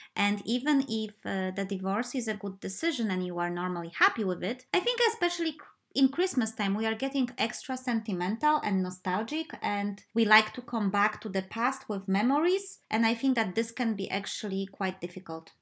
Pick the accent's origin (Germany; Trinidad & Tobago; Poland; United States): Poland; moved away as an adult; my uh, first life when I was a kid and teenager in Poland